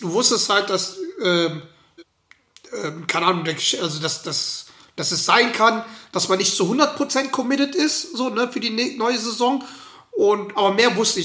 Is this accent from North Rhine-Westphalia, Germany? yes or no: yes; Schwelm, North Rhine-Westphalia, Germany; now in Potsdam, Germany; da, wo ich herkomme, also bei den Schwelmer Basket, die hießen Union Baskets, ähm, damals